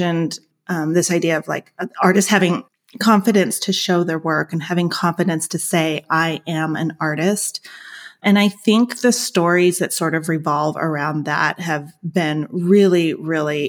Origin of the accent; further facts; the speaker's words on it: Los Angeles, California, United States; moved away as an adult; now in Argentina; I am originally from Los Angeles, and I had sort of been immersed in the art culture there. I had grown up there.